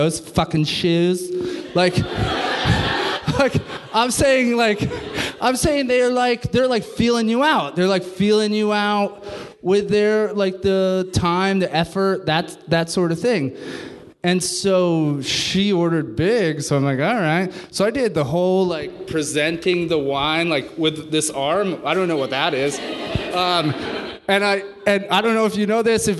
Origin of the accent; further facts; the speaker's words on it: New York City, New York, United States; moved away; I'm from New York City